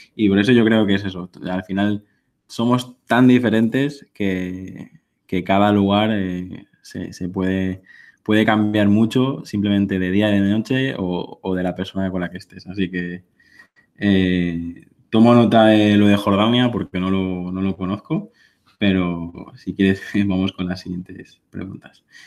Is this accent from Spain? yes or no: yes; Mallorca, Balearic Islands, Spain; yo vivo en, en Mallorca, soy, soy mallorquín